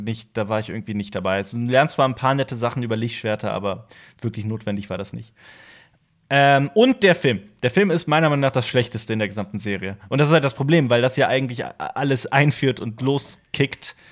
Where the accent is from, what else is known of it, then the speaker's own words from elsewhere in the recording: Koblenz, Rhineland-Palatinate, Germany; moved away as an adult; also born or lived in Vienna; Koblenz, meiner Heimatstadt